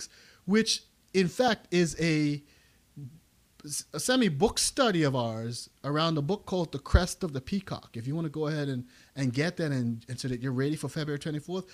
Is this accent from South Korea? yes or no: no; Bermuda; now in United States; Yeah, I'm originally from Bermuda. That's my country.